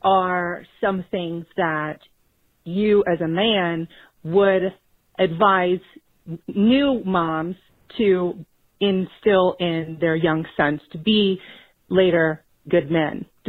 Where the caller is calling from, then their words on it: Houston, Texas, United States; I'm calling from Houston, Texas